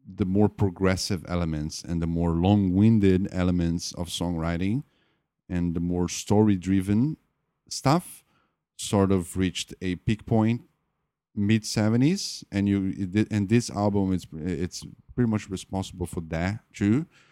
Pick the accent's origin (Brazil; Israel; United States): Brazil; I'm not an American. I'm a Brazilian